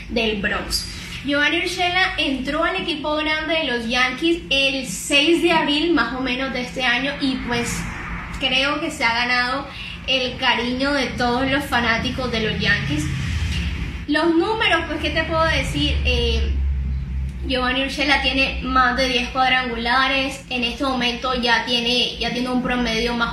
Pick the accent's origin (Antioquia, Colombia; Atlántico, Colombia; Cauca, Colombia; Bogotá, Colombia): Atlántico, Colombia; Barranquilla; nació en la ciudad de Barranquilla, de donde yo {S1} soy